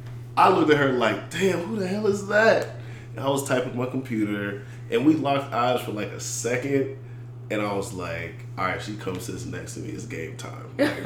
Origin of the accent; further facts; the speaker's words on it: Washington, District of Columbia, United States; I was born in Washington, D.C., I'm a graduate of Howard University, HU.